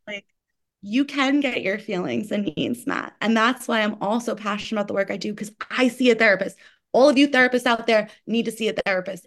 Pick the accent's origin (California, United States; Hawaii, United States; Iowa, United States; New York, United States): New York, United States; as a New Yorker